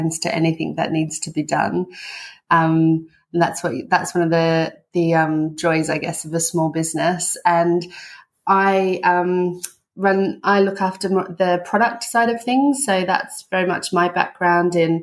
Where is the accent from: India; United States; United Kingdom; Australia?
Australia; moved away as an adult; we're Antipodeans, so we're both from Australia, but we have been here for 20 years.